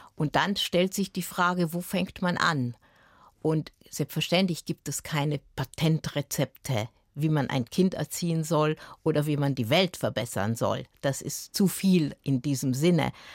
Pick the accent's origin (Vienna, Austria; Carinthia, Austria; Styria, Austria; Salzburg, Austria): Vienna, Austria; also born or lived in Timișoara, Romania; Ich bin ja in Wien aufgewachsen